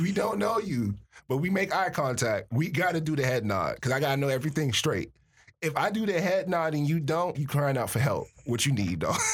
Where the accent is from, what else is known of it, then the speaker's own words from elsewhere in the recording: Miami, Florida, United States; moved away as an adult; now in Michigan, United States; I'm from Miami